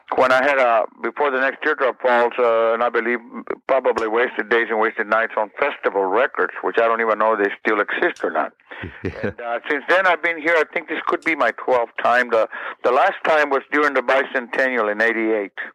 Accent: San Benito, Texas, United States; moved away as an adult; my hometown of San Benito, Texas

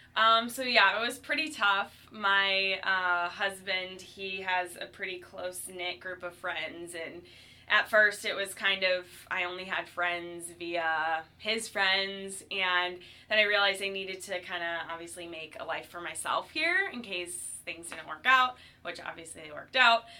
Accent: Cleveland, Ohio, United States; also born or lived in Chicago; now in St. Louis, United States; I came to St. Louis by means of Chicago. I was born in Cleveland

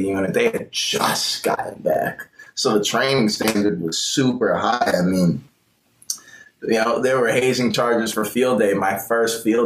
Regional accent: Tampa, Florida, United States; moved away as an adult; also born or lived in San Clemente, California / Temecula, California; I'm from Tampa, Florida

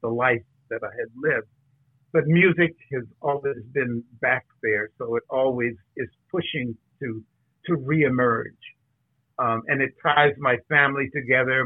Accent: California, United States; I have been at play in California all my life

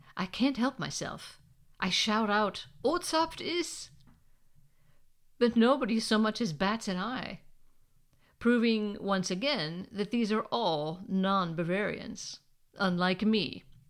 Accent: United States; moved away as an adult; now in Germany; I'm American.

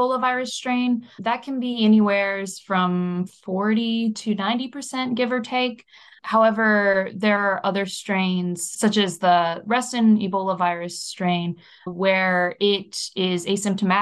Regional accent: near Reston, Virginia, United States; in Reston, Virginia, which actually happens to be close to my hometown

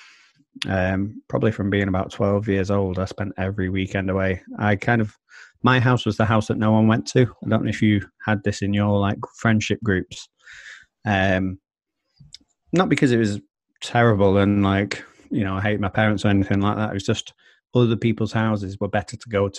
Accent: Manchester, North West England, United Kingdom; I grew up in Blakely, which is on the outskirts of Manchester.

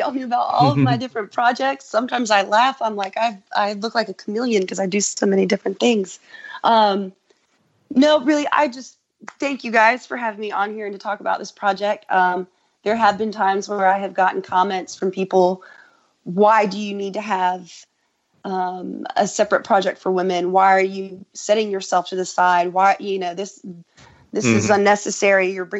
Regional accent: Sweeney, Texas, United States; born there; also born or lived in Lubbock; I lived, was born in Sweeney, and then I lived in Lubbock for a few years.

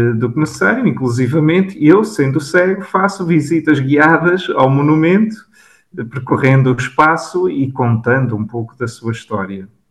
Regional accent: São Pedro do Sul, Viseu, Portugal; also born or lived in Braga; o meu percurso académico começou na minha cidade natal, São Pedro do Sul

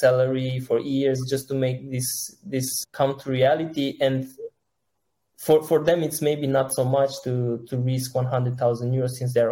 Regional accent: Sebeș, Alba County, Romania; I'm originally from not so far from Cluj. It's a Sebeș

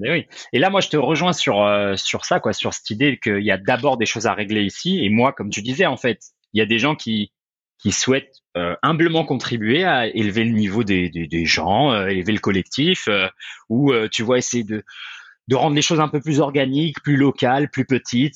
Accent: France; moved away; j'ai quitté la France très tôt

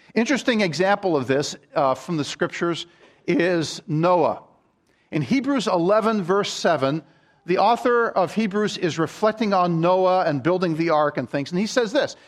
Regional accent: Maryland, United States; I grew up in Maryland

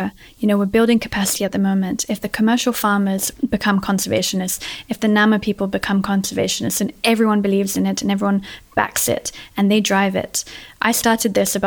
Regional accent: London, United Kingdom; moved away as an adult; also born or lived in Sierra Leone; now in Namibia; I was born and raised in London, but both of my parents are Brazilian. And I grew up in an international environment in London, went to international school.

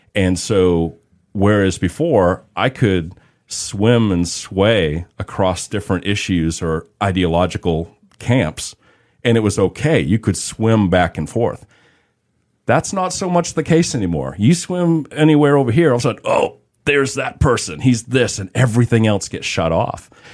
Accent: Boston, Massachusetts, United States; growing up in the Boston area um, in the 80s

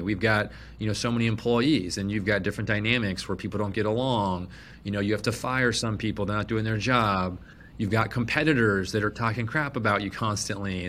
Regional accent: Phoenix, Arizona, United States; I was born and raised in Phoenix

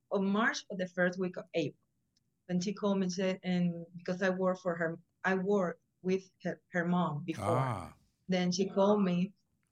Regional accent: Puerto Rico; moved away as an adult; now in Florida, United States; I'm from Puerto Rico, so I came over here in 2014

